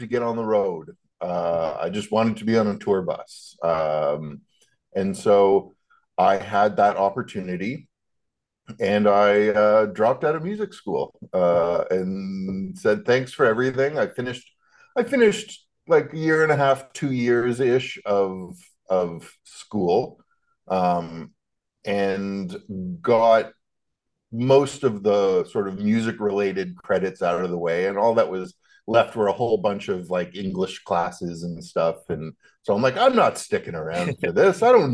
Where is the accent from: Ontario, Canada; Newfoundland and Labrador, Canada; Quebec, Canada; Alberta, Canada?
Alberta, Canada; Calgary; moved away as an adult; also born or lived in Toronto; now in Nashville, United States; I grew up in Calgary out west, and then moved to Toronto